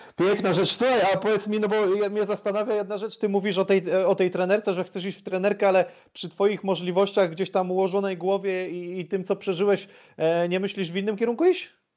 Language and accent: Polish; Łask, Łódź Voivodeship, Poland; z mojego miasta, z Łasku, bo ja pochodzę z Łasku